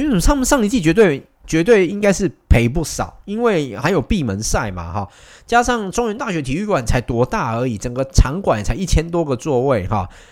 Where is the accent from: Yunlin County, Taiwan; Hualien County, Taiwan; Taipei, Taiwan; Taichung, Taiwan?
Taichung, Taiwan; 我作为一个台中人